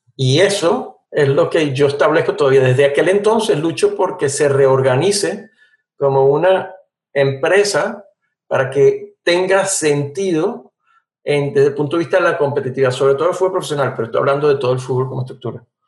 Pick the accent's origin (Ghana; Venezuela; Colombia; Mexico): Venezuela; como venezolano